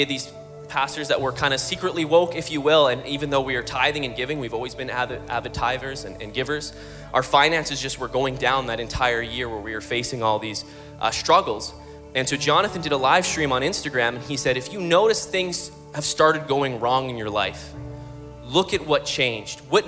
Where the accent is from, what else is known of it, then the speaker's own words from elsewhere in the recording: Calgary, Alberta, Canada; We're from Calgary, Alberta